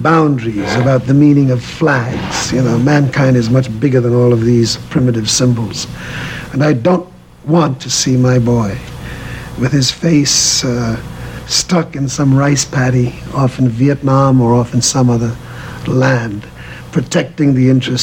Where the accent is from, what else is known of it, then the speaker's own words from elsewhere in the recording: New York, United States; also born or lived in West Indies; I grew up in Harlem